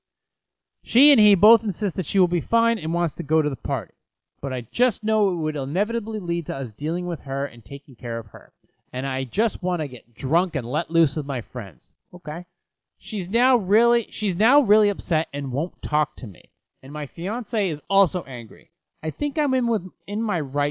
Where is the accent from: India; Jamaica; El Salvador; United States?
United States